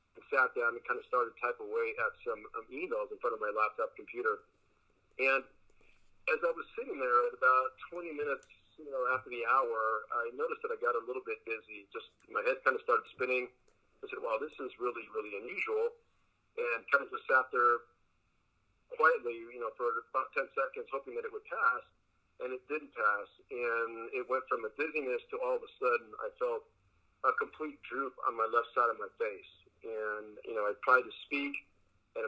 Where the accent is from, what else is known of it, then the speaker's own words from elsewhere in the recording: Los Angeles, California, United States; first language Spanish; English is a second language; also born or lived in Culver City / Costa Rica; I grew up in the San Fernando Valley. I've been out here all of my life